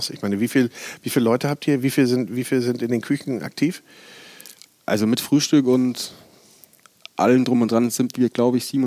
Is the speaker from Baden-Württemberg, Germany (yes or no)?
no; Bavaria, Germany; Ja, ich komme aus dem Chiemgau, ah, aufgewachsen.